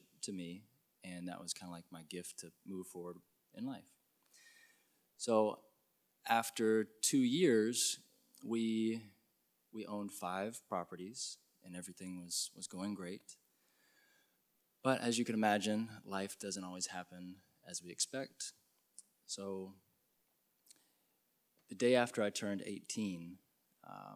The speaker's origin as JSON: {"language": "English", "town": "Lexington", "region": "Kentucky", "country": "United States", "tie": "born or raised there", "said": "I grew up in Lexington, born and raised"}